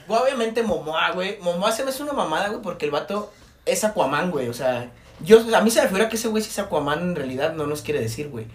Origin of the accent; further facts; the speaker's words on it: Jalisco, Mexico; nosotros somos de Jalisco, de un estado aquí de México